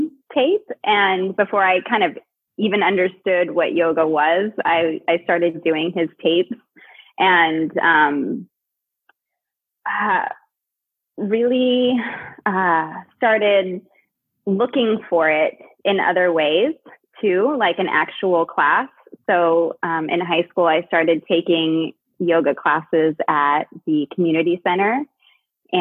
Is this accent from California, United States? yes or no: yes; Cupertino, California, United States; moved away as an adult; also born or lived in San Francisco, United States; now in Portland, United States; I was born in the Bay Area, grew up in like Cupertino, Santa Clara area.